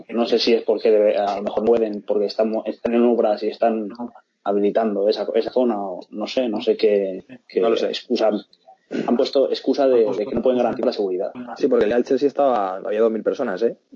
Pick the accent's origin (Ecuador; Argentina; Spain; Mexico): Spain; a mí me parece, mira, yo soy español